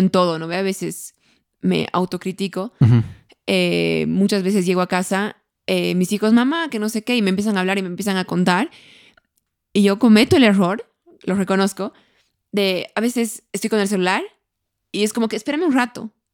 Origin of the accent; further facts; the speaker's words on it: Bolivia; somos los bolivianos